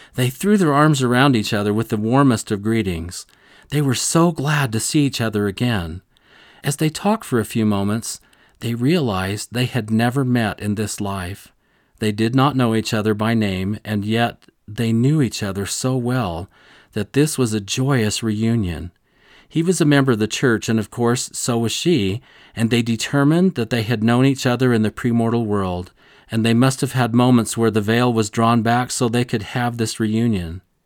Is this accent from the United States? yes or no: yes; Rolla, Missouri, United States; growing up in Rolla, Missouri, a small town